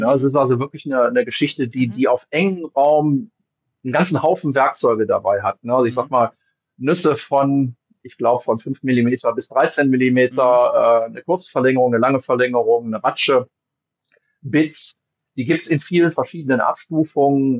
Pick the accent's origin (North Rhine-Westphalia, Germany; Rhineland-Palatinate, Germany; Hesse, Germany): North Rhine-Westphalia, Germany; Wuppertal; ich komme aus dem Bergischen Land, ne, also ich bin aus Wuppertal